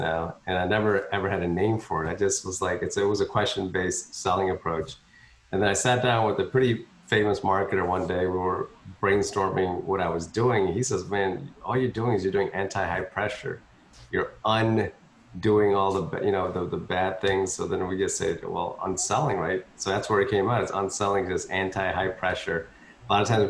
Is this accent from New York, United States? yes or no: no; Philadelphia, Pennsylvania, United States; moved away as an adult; now in Texas, United States; it was hard to get a job in Philadelphia, which is where I grew up. My wife's the Texan, so I came down to Texas, but I grew up in Philly